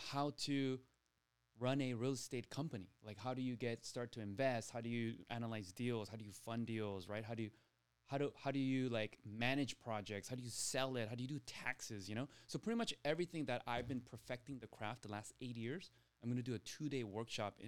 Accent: Torrance, California, United States; I grew up here in South Bay in Torrance

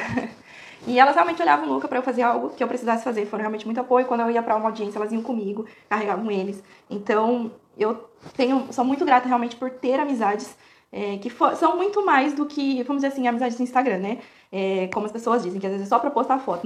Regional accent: Porto Feliz, São Paulo, Brazil; Eu sou natural de Porto Feliz, é, bem próximo à, à, capital, né? De São Paulo, mas é ali do ladinho de Sorocaba, Itu. É, cresci minha vida toda lá

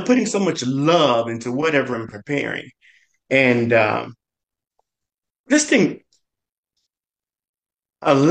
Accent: Memphis, Tennessee, United States; Growing up in Memphis

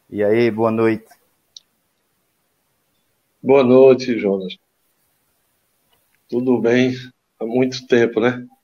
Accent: Caruaru, Pernambuco, Brazil; born there; eu nasci na Rua do Convento, oh, a uma das ruas mais conhecidas de Caruaru, né?

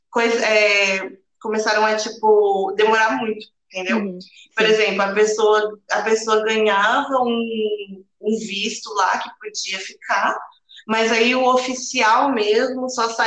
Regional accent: Brazil; moved away; also born or lived in Australia; para a gente que é brasileiro

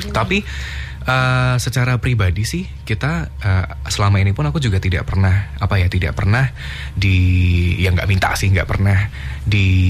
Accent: Yogyakarta, Special Region of Yogyakarta, Indonesia; di kampungku

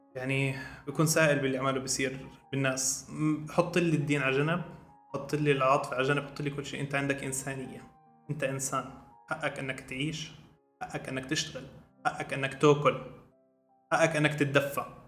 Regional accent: Jordan; عندنا بالاردن

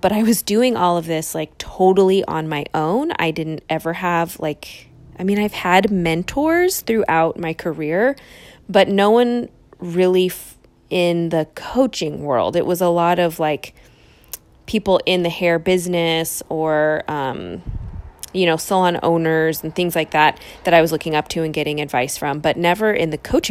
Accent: East Bay, San Francisco Bay Area, California, United States; also born or lived in Los Angeles; I ended up back in my hometown in the East Bay

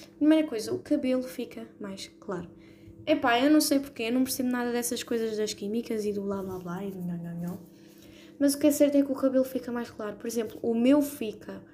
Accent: Portugal; somos tugas

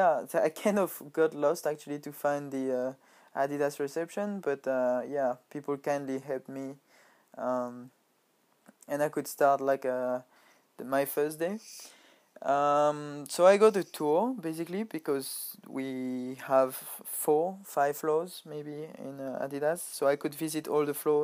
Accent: France; moved away as an adult; now in Japan; a Nike factory next to my hometown

